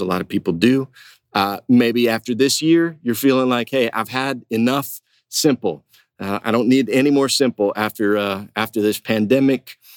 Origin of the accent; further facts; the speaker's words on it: Huntington, West Virginia, United States; I went to uh, Marshall University up in West Virginia, in my hometown